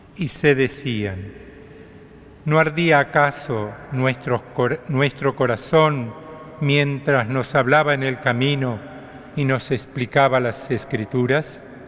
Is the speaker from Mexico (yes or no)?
no; Argentina; somos como pueblo argentino